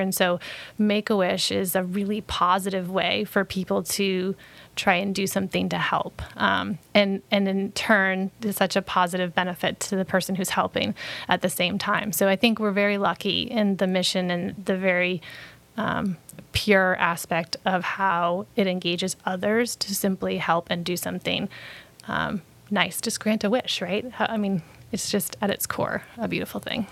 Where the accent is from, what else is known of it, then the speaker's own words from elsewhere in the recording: Brunswick, Maine, United States; I grew up in Brunswick